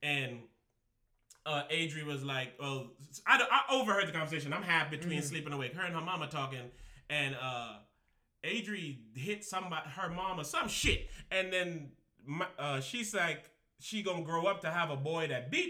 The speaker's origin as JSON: {"language": "English", "area": "Rock City", "region": "St. Thomas", "country": "U.S. Virgin Islands", "tie": "born or raised there", "said": "I'm from Rock City, St. Thomas."}